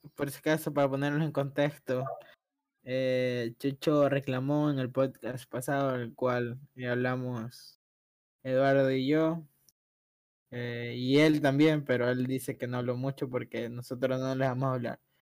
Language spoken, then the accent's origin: Spanish; Ecuador; somos ecuatorianos